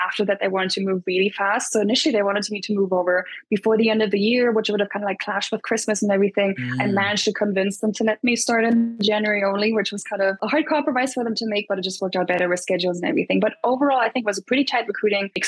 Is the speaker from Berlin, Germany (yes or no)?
yes; Berlin, Germany; moved away as an adult; also born or lived in London / Dublin; I grew up in Berlin, but then did my studies in London for 5 years total